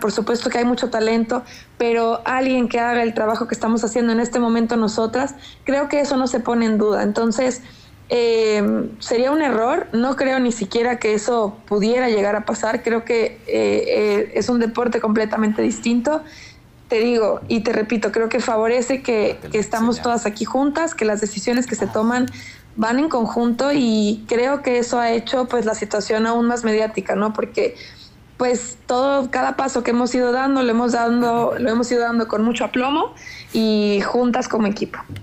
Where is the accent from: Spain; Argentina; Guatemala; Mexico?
Mexico; Jalisco; now in Mexico City, Mexico; que soy de Jalisco